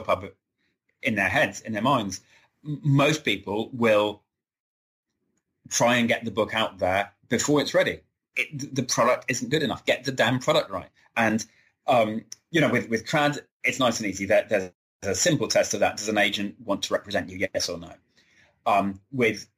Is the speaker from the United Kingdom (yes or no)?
yes; England, United Kingdom; I'm an English man.